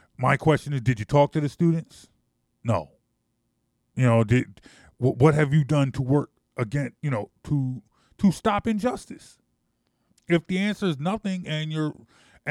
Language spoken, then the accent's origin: English; United States; as an American